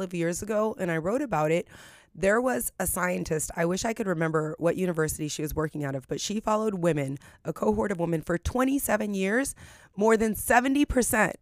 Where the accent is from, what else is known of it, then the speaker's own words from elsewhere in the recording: San Francisco, California, United States; I grew up in the hood, a very low income environment. I'm from San Francisco, California